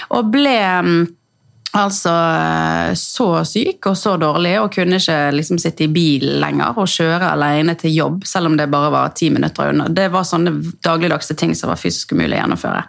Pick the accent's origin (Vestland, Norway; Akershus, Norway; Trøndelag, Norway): Vestland, Norway; Bergen; jeg er jo eh, ja, født og oppvokst i Bergen